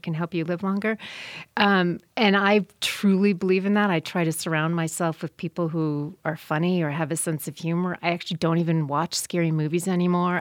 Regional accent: South Bend, Indiana, United States; I grew up in South Bend, Indiana, so watching football since before I could talk

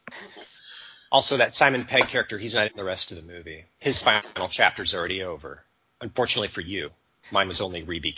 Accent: United States; now in Germany; I'm American

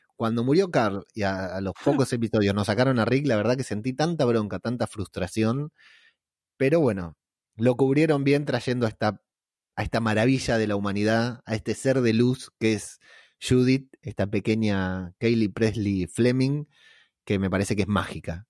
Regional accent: Lanús, Buenos Aires Province, Argentina; es la casa donde me crié, o sea, al fondo de la casa de mi tío está la casa donde yo me crié, todos somos de acá de Lanús

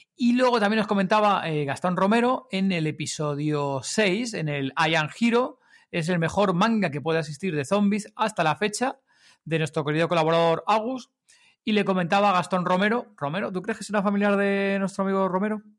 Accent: Madrid, Community of Madrid, Spain

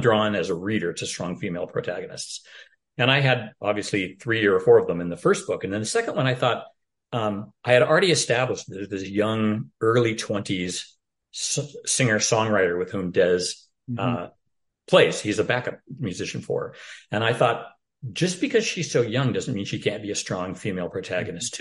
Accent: Portland, Oregon, United States; Portland, Oregon, my hometown

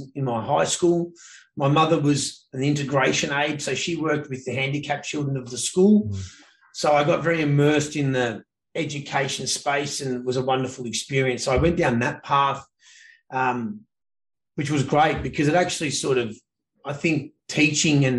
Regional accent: Victoria, Australia; moved away as an adult; now in Canada; Grew up in a town called Bonfaggi, tiny southeast corner of the mainland, about as south as you can get. And then south of that is Tasmania

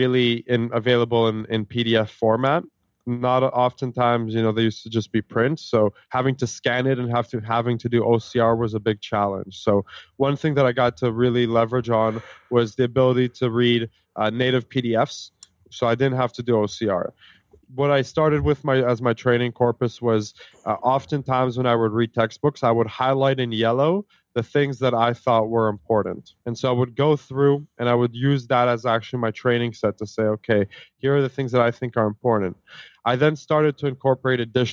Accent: Canada; also born or lived in Israel; I actually immigrated to Canada

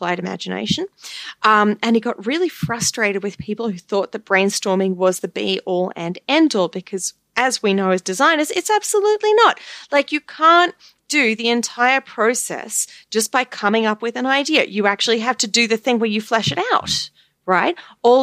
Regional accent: Australia; moved away; also born or lived in United Kingdom; I'm not American, I'm Australian. I lived for a long time in England, in the UK.

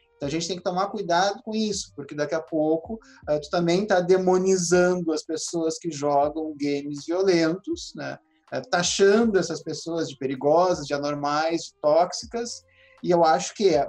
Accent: Rio Grande do Sul, Brazil; eu que sou aqui do Rio Grande do Sul

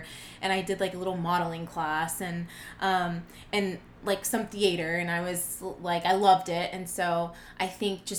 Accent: Fort Worth, Texas, United States; I am from Fort Worth, Texas, born and raised

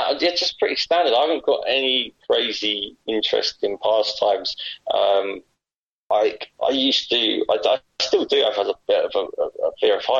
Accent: England, United Kingdom; I'm typical English chap

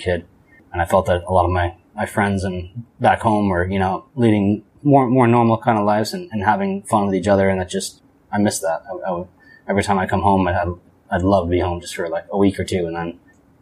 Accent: New Hampshire, United States; moved away as an adult; also born or lived in Maui; now in Nicaragua; I grew up in New Hampshire.

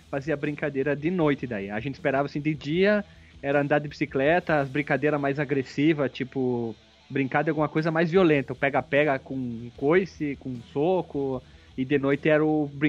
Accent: Barbacena, Minas Gerais, Brazil; Lá na minha cidade, em Barbacena, quando a pessoa te via, ela tinha que gritar o teu nome.

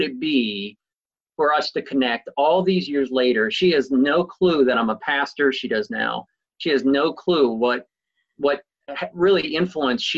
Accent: New York, United States; I'm a New Yorker

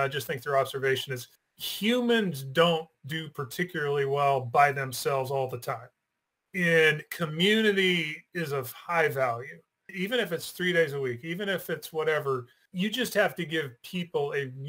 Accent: Oregon, United States; also born or lived in New York / Northeast US; now in Houston, United States; I am what they call a Texan by marriage. And so I actually grew up on the West Coast, so I grew up in Oregon and bounced around, went to school in New York, was in the Army for 5 years, went back to school in the Northeast, and we're in Texas.

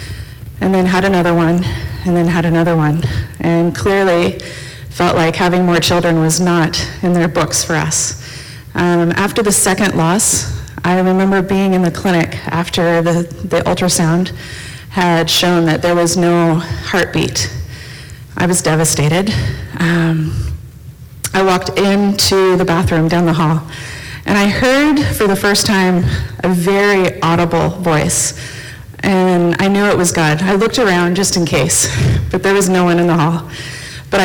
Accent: United States; moved away as an adult; also born or lived in East and Central Africa; now in Red Deer, Canada; I'm originally from the States

